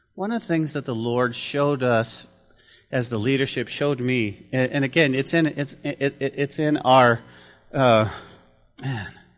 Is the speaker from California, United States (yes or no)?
no; Santa Fe, New Mexico, United States; growing up in Santa Fe, New Mexico, we lived in a, uh, in a rougher part of the town